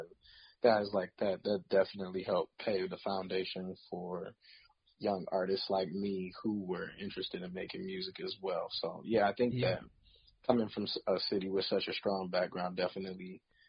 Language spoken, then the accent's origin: English; Detroit, Michigan, United States; Honestly, I love the history that my city has in terms of, you know, going far back to a lot of what came out of the Motown era.